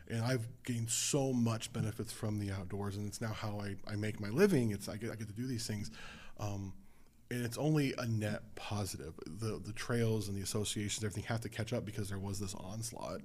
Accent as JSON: {"language": "English", "town": "Las Vegas", "region": "Nevada", "country": "United States", "also_born_or_lived": "Southern California", "moved": "as an adult", "lives_now": "Southern Oregon, United States", "said": "I'm a city kid. I'm from Las Vegas in Southern California"}